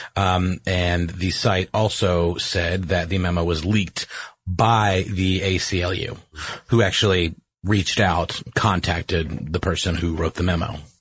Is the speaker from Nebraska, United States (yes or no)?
no; Augusta, Georgia, United States; now in Atlanta, United States; in my hometown uh, in Augusta, Georgia